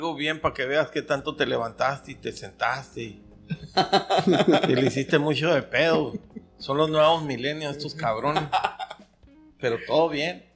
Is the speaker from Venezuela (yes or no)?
no; Caborca, Sonora, Mexico; de aquí de Caborca, de mi pueblo